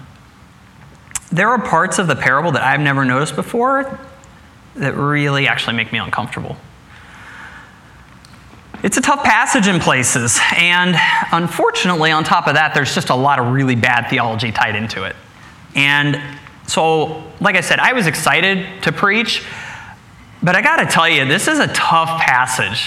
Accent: Midwest, United States; Putting down roots is one of those things that I grew up with in the Midwest

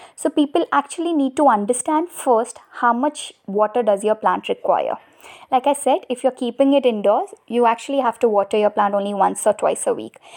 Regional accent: Mumbai, Maharashtra, India; I'm from Mumbai

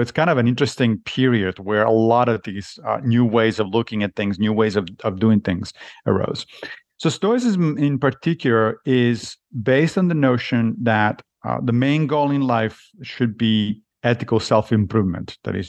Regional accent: Rome, Lazio, Italy; I grew up in Italy, in Rome, and so when I was young, I was a Catholic. But I left the church when I was a teenager.

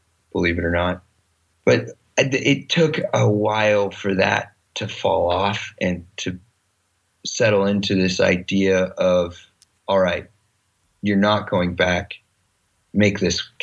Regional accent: Kansas, United States; we're both from Kansas, we come from the same place

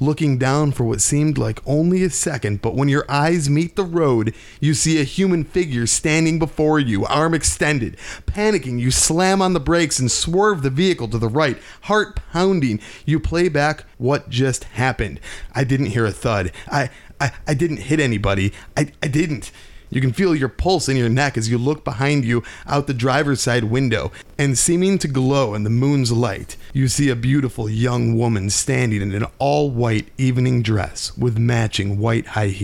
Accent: Illinois, United States; we are from Illinois

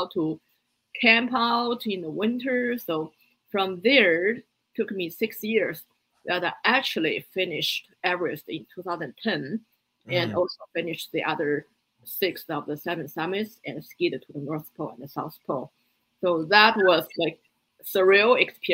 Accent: Beijing, China; English is a second language; moved away as an adult; also born or lived in Boston, United States; now in United States; I grew up in Beijing

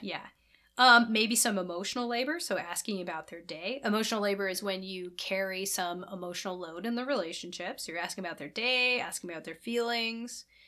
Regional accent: Midwest, United States; we're both from Midwest

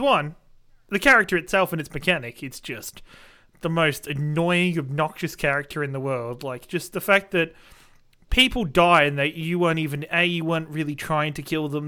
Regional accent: Australia; being an Australian

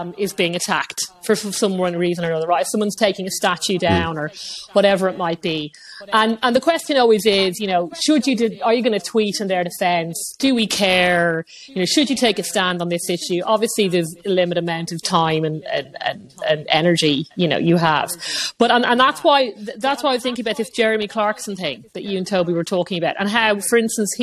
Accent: Ireland

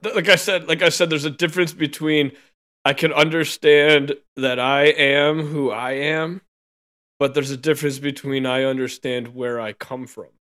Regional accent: United States; I was born in America

